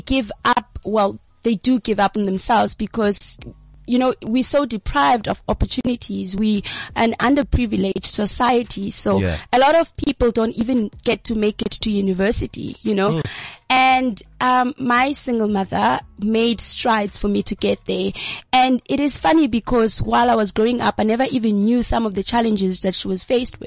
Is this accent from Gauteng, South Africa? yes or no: no; Colesberg, Northern Cape, South Africa; I was born in Colesberg, which is a small town where a lot of people actually have lost hope